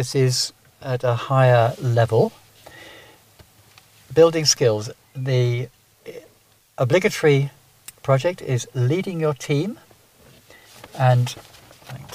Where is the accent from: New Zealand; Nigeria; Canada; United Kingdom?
United Kingdom; England; now in Ireland; I can't help being English